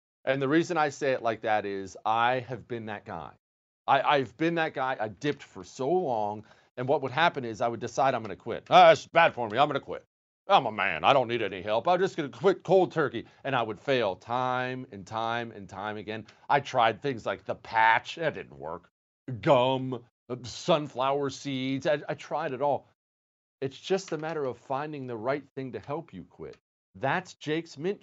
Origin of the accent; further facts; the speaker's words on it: Montana, United States; I grew up in Montana.